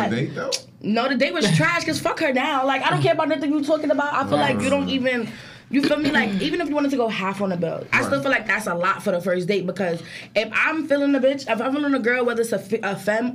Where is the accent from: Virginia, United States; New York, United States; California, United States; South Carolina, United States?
New York, United States; New York City; I'm from the Bronx